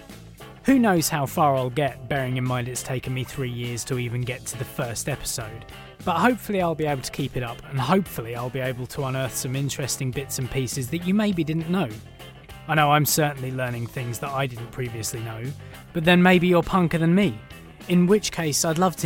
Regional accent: United Kingdom; I'm British

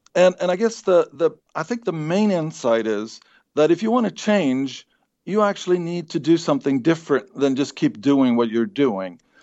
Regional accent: Sweden; moved away; I grew up in Sweden

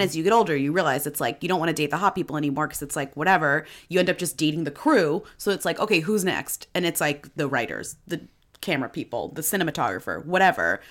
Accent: Newton, Massachusetts, United States; I'm from Newton, Massachusetts

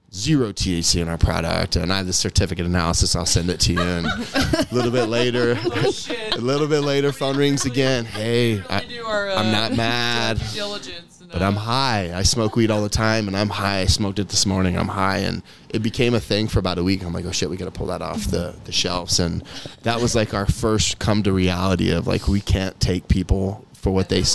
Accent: Kansas, United States; Kansas is my home state

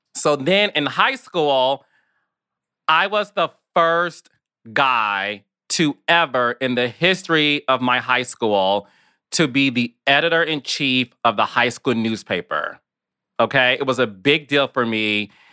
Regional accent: Detroit, Michigan, United States; moved away as an adult; also born or lived in New York City; me being in Detroit, Michigan, which is my hometown

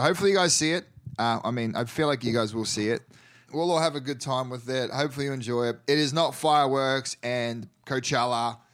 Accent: New Zealand; first language English; moved away

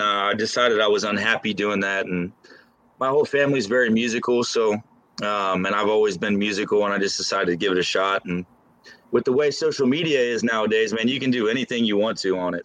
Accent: Lebanon, Ohio, United States; also born or lived in Los Angeles; it's actually a small town outside of Cincinnati called Lebanon, Ohio

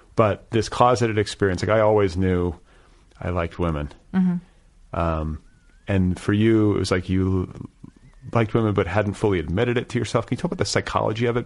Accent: Milwaukee, Wisconsin, United States; moved away; also born or lived in Indiana; I'm from Milwaukee

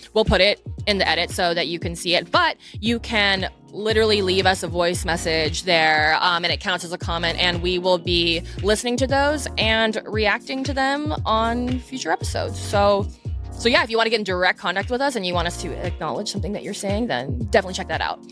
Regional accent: United States; growing up in America

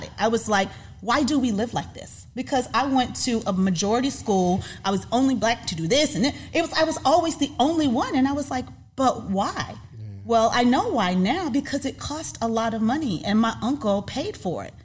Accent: Panama City, Florida, United States; I was born in Florida, raised in Panama City, Florida

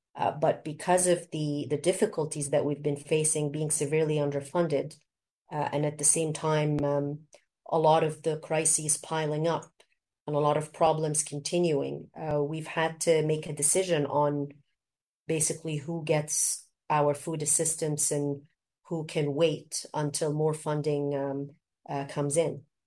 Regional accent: Canada; also born or lived in Egypt; now in South Sudan; growing up in Canada and also in Egypt

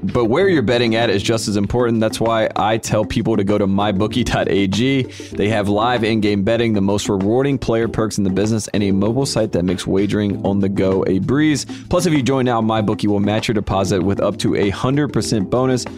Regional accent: North Carolina, United States; now in Los Angeles, United States; I'm from North Carolina

